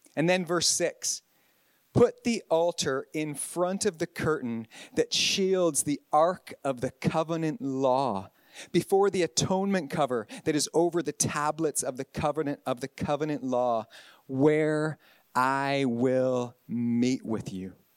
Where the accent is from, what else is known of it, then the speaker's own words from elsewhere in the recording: Canada; moved away as an adult; also born or lived in Northern Ireland; now in Ballynahinch, United Kingdom; I'm from God's other country, Canada. But I've been in I've been on this side of the Atlantic and mostly in the north of Ireland since 2000 for 23 years